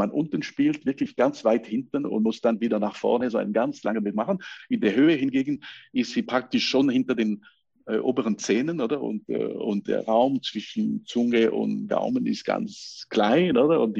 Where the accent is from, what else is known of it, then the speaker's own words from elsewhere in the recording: La Chaux-de-Fonds, Neuchâtel, Switzerland; also born or lived in Lausanne; ich bin in, äh, in Lausanne geboren, aber kam nach La Chaux-de-Fonds mit äh, sechs Jahren alt, habe ich praktisch äh, meine ganze Schulzeit dort gelegt.